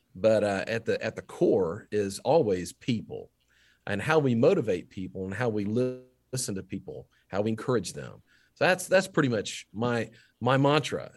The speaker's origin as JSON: {"language": "English", "town": "Duncanville", "region": "Texas", "country": "United States", "tie": "born or raised there", "said": "my hometown of Duncanville"}